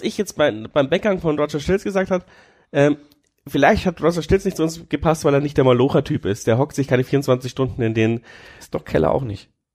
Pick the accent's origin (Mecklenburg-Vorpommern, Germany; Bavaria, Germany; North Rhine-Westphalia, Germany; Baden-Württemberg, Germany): Bavaria, Germany; Amberg; Ich komme ja aus Amberg, das ist ja schon fast Franken